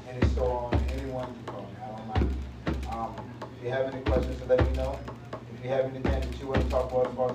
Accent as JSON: {"language": "English", "town": "Norfolk", "region": "Virginia", "country": "United States", "said": "Um, I'm from here from Norfolk."}